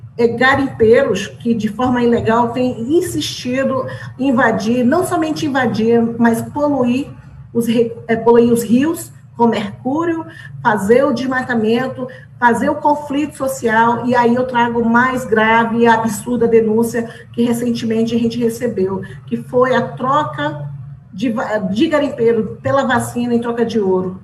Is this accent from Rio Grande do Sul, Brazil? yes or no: no; Roraima, Brazil; nós da Amazônia, porque eu sou da Amazônia, sou de Roraima